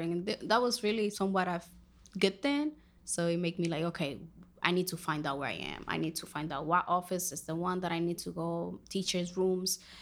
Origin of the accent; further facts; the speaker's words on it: Dominican Republic; first language Spanish; English is a second language; moved away; I am from Dominican Republic.